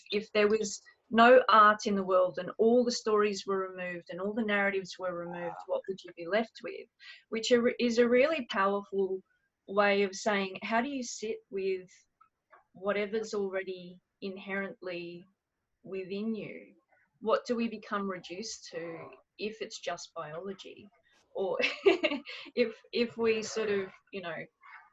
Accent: Australia; as an Australian, my country was created as a prison for England

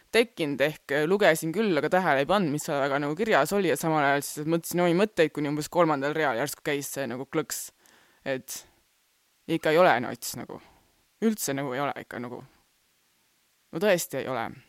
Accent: Rapla, Rapla County, Estonia; first language Estonian; sündisin Raplas

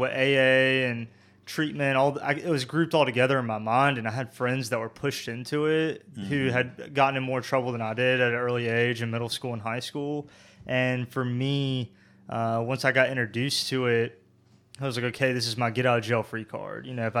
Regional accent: Burlington, North Carolina, United States; You were in Graham, and I grew up in Burlington.

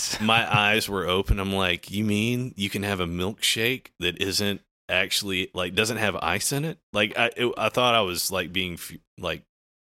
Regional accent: the South, United States; Yeah, I grew up in the South.

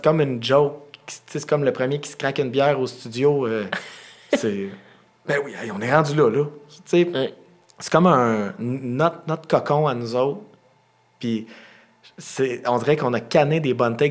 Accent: Quebec, Canada; on vient du Québec

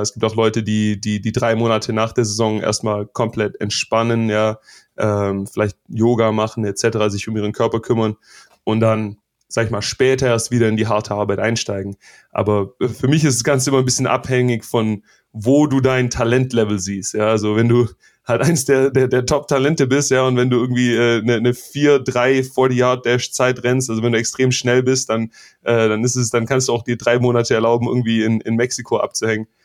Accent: Stuttgart, Baden-Württemberg, Germany; now in United States; ich bin in, in Stuttgart zwar groß geworden

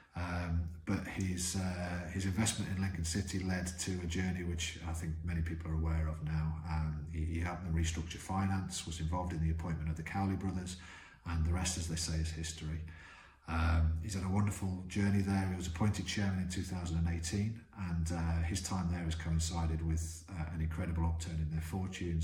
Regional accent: Guernsey; we grew up in Guernsey

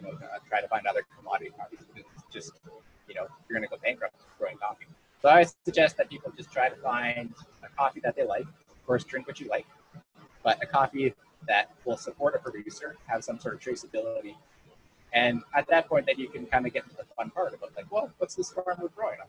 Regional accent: Saskatchewan, Canada; moved away as an adult; also born or lived in Toronto or Montreal; now in Hastings County, Canada; when I moved away from Saskatchewan

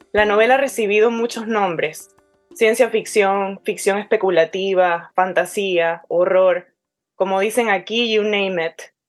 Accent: Caracas, Capital District, Venezuela; accent: Caracas; now in United States; viviendo en Estados Unidos hace más de una década, entre tantos latinoamericanos, ya ni mi propio acento es ortodoxamente caraqueño

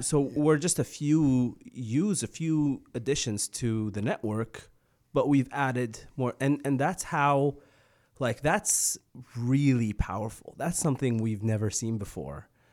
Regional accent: Egypt; now in Canada; I grew up in Egypt

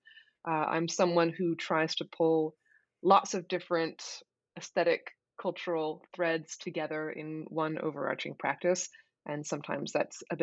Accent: Portland, Oregon, United States; I'm from Portland

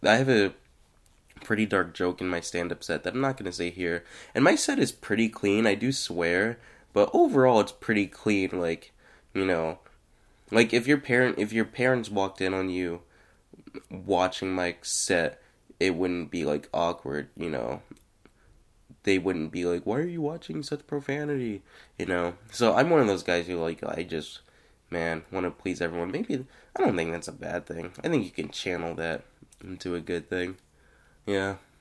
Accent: Florida, United States; I'm a Floridian

